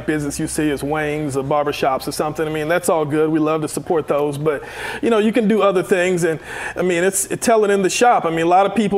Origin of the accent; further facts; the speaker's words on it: Marietta, Georgia, United States; I'm from Marietta